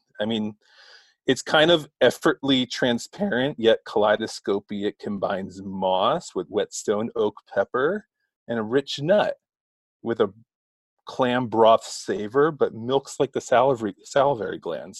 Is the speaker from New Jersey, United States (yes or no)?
yes; Asbury Park, New Jersey, United States; now in Los Angeles, United States; Yes, my family born and raised in Jersey through and through. Asbury Park.